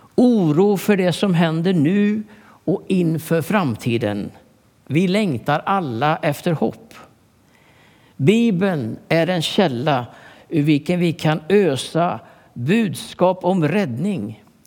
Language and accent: Swedish; Sweden; also born or lived in Stockholm; jag är uppväxt i Turboda